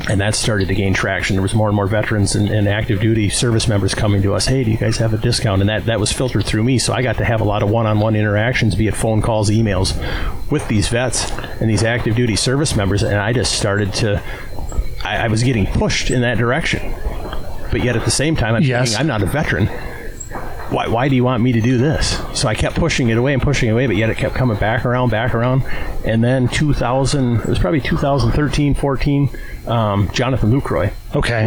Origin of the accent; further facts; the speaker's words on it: Owatonna, Minnesota, United States; I was born in Owatonna, Minnesota, even though my parents were born and raised in Wisconsin Rapids